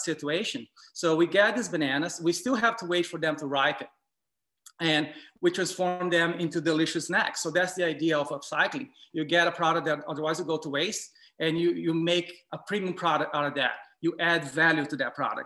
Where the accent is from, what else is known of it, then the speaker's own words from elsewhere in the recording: Brazil; I grew up eating in Brazil